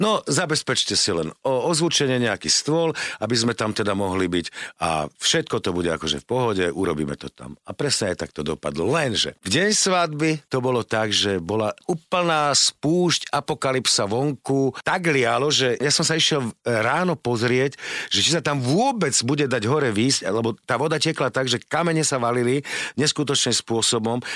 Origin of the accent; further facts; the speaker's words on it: Devín, Bratislava Region, Slovakia; v Devine v našej dedine